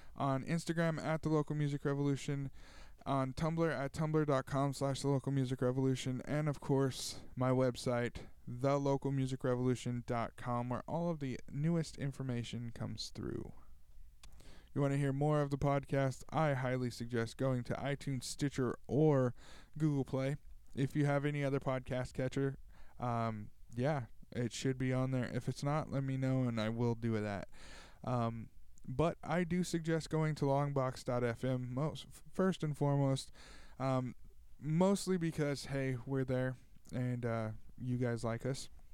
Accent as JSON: {"language": "English", "town": "Tulare", "region": "California", "country": "United States", "tie": "born or raised there", "said": "here in Tulare, in my hometown"}